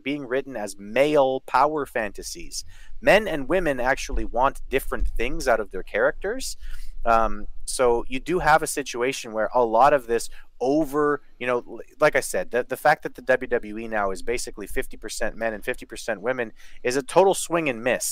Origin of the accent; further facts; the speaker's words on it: Canada; I'm from Canada